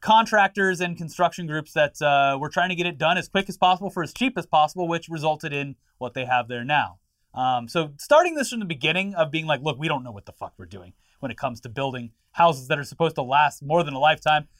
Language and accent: English; Florida, United States; growing up in Florida